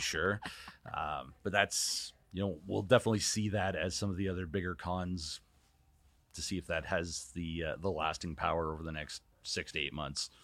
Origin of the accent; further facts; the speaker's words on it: Canada; moved away; as a Canadian